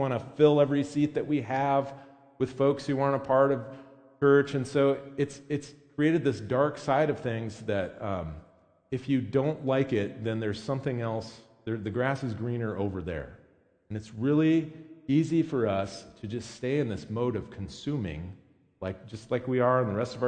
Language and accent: English; United States; as American Christians